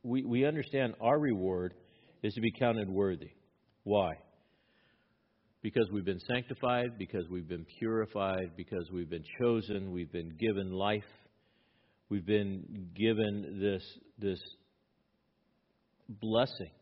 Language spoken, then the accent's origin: English; Los Angeles, California, United States; I grew up in East Los Angeles